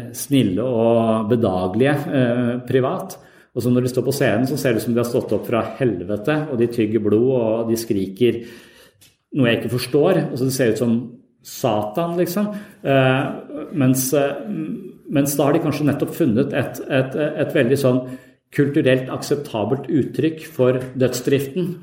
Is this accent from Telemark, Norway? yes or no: no; Tønsberg, Vestfold, Norway; moved away; der jeg vokste opp, i Tønsberg